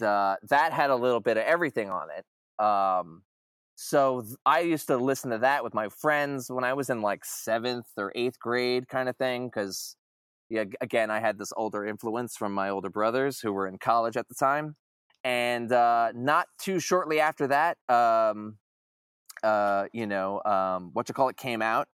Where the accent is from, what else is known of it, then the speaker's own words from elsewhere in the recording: Long Island, New York, United States; I'm from Long Island myself